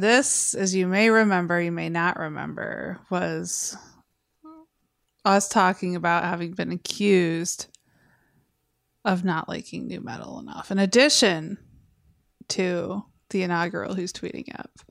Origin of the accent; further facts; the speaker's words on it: Westland, Michigan, United States; I grew up in Westland. Yeah. It's a city named after a mall.